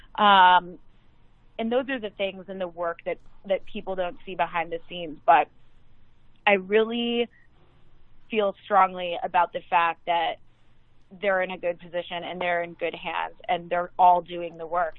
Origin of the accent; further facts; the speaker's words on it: Chicago, Illinois, United States; now in New York, United States; when I was growing up in Chicago